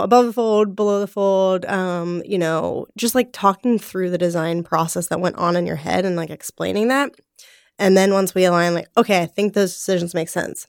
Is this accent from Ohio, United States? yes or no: yes; Cincinnati, Ohio, United States; moved away as an adult; also born or lived in Los Angeles; I am from Cincinnati, Ohio.